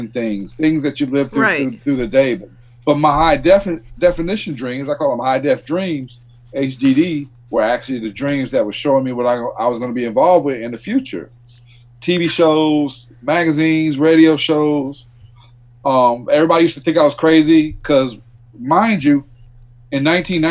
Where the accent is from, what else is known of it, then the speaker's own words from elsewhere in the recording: Fayetteville, North Carolina, United States; I grew up in Fayetteville, North Carolina